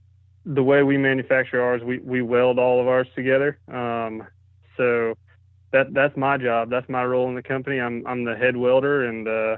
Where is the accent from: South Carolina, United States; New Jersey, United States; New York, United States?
South Carolina, United States; Greenville; Well, I'm from Greenville, South Carolina, and I work in the firearms industry.